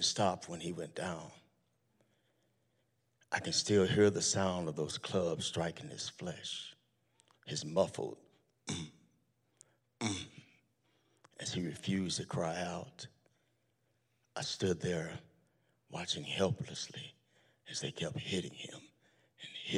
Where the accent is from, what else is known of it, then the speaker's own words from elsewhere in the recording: Tulsa, Oklahoma, United States; I grew up in Tulsa, Oklahoma